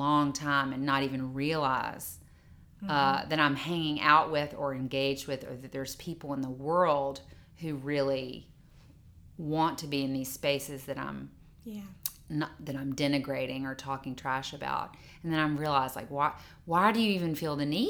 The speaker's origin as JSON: {"language": "English", "region": "Mississippi", "country": "United States", "tie": "born or raised there", "said": "growing up in Mississippi, where the culture"}